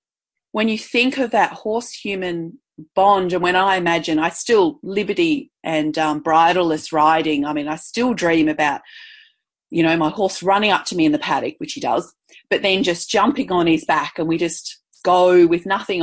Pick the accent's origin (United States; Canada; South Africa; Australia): Australia; Perth, Western Australia; moved away; also born or lived in Brisbane; I grew up initially in Perth on the beach